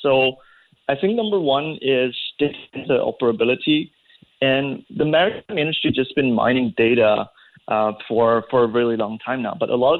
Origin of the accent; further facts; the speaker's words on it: Malaysia; No, I'm from Malaysia.